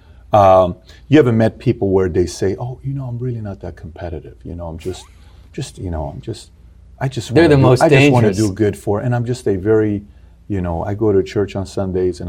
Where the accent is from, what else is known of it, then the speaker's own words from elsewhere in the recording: Iran; now in United States; I'm here from Iran